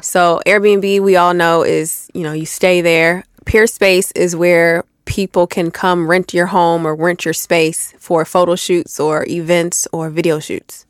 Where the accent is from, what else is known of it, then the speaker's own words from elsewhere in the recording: Buffalo, New York, United States; moved away as an adult; now in Atlanta, United States; I'm from Buffalo